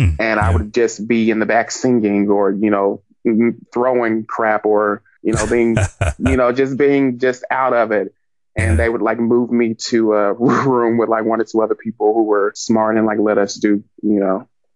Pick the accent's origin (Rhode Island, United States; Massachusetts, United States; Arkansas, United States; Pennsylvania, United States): Arkansas, United States; Little Rock; I mean, I come from Little Rock, Arkansas. This isn't there.